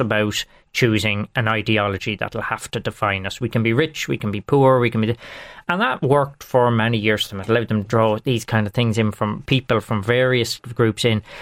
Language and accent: English; Longford, Leinster, Ireland; I'm from Langford, and Langford is everything to me